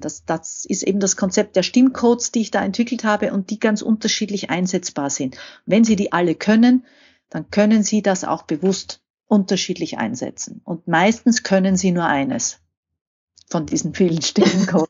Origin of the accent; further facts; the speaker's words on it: Austria; komme ich aus Österreich